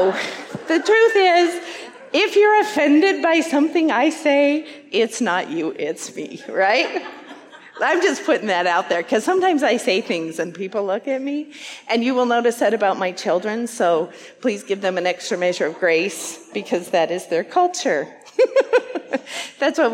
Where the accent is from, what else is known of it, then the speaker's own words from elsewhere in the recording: Wyoming, United States; moved away as an adult; now in Iowa, United States; I'm from the state of Wyoming. I grew up there.